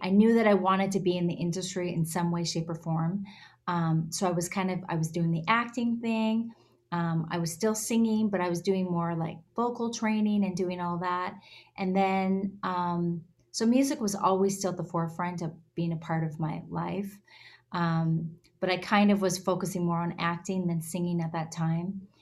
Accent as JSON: {"language": "English", "region": "Alberta", "country": "Canada", "tie": "born or raised there", "also_born_or_lived": "Nashville", "moved": "yes", "lives_now": "Los Angeles, United States", "said": "I was born and raised up in Alberta, Canada. Um, I live in Los Angeles."}